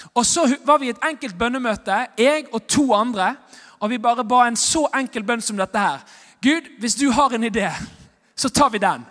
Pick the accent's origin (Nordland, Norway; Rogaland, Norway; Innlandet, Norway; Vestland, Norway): Vestland, Norway; Bergen; jeg er bergenser og evangelist